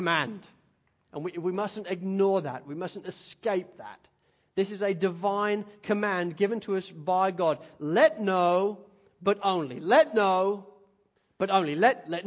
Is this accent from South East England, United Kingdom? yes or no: no; Spalding, East Midlands, United Kingdom; now in Australia; growing up in Spalding and Lincolnshire, I grew up in the country